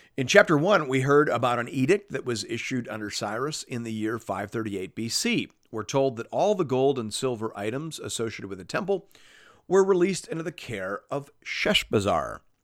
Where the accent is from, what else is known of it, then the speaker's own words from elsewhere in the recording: Canada; as a Canadian